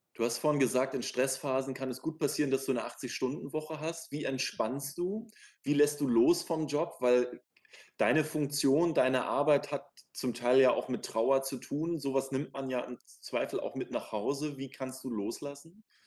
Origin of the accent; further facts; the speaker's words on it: Schwerin, Mecklenburg-Vorpommern, Germany; now in Berlin, Germany; Ich bin ja auch in einem Land geboren, was es heute nicht mehr gibt, so wie Wiebke, die DDR